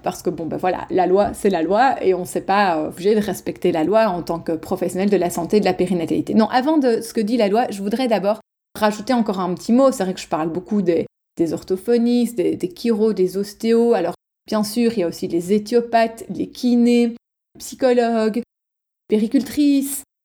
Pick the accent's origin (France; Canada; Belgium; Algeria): Belgium; je suis belge, moi je dis euh, logopède